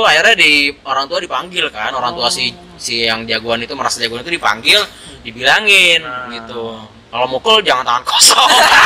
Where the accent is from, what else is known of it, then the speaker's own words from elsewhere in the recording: Bekasi, West Java, Indonesia; also born or lived in Jakarta; gua lahir di Jakarta, tapi gede di Bekasi.